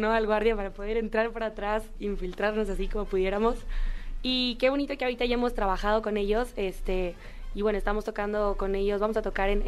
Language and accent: Spanish; Mexico; yo creo que como mexicanas y como mujeres es bonito ir construyendo eso, ir poniendo ahí como la banderita de México por todos lados